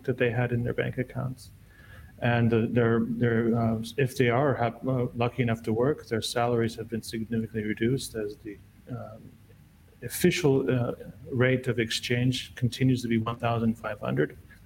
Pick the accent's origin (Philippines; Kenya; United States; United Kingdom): United States; moved away as an adult; also born or lived in Czechoslovakia / Canada; now in Lebanon; growing up in the United States.